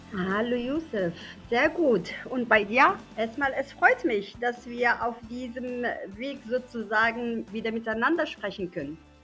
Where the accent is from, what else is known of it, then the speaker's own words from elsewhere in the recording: Germany; moved away as an adult; now in Morocco; ich bin da aufgewachsen, ich habe über 20 Jahre in Deutschland gelebt und dann war irgendwann die Idee, doch nach Marokko zurück.